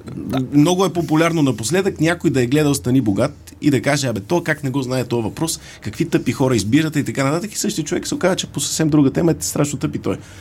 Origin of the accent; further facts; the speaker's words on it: Sofia, Sofia City, Bulgaria; Аз съм софиянец, софиянчанин или софиянлия?